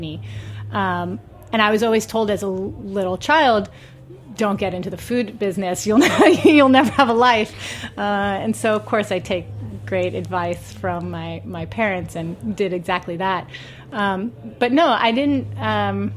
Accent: Long Beach, California, United States; also born or lived in Boston / Atlanta; I grew up in Long Beach, which is probably 35, 40 miles away from Los Angeles

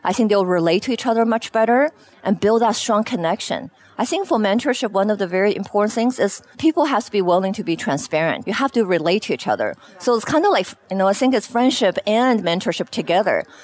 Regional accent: Beijing, China; moved away as an adult; also born or lived in Shanghai, China; now in Seattle, United States; I spent most of my you know elementary, high school years in Beijing

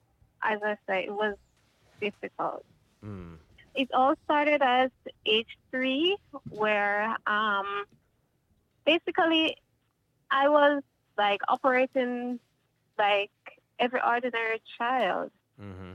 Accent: Kingston, Jamaica; I was born in Kingston, Jamaica.

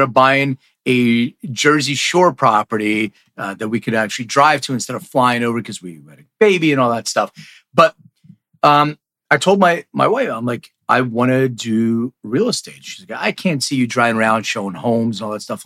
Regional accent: Lithuania; I was born in Lithuania

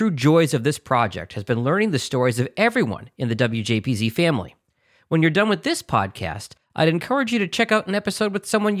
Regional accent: Boston, Massachusetts, United States; I interned at Kiss 108 in my hometown of Boston

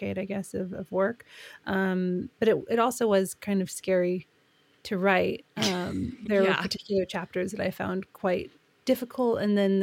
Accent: United States; accent: American; moved away as an adult; now in United Kingdom; I am American. I've lived in the UK for a long time

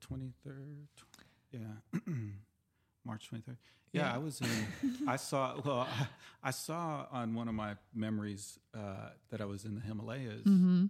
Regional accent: California, United States; born there; also born or lived in Houston / Oklahoma; I was born in Southern California, but we moved quickly to Houston and then Oklahoma.

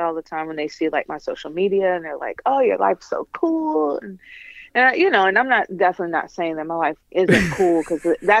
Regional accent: Detroit, Michigan, United States; moved away; also born or lived in New York; I'm from Detroit, Michigan

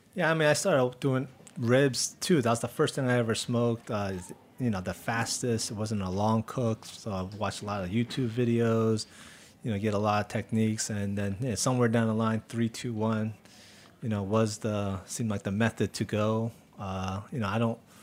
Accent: New Jersey, United States; I grew up in Jersey, so I didn't have real barbecue

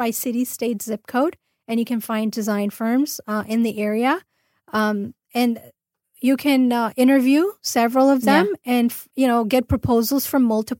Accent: Orange County, California, United States; I'm actually from LA area. I'm from Orange County

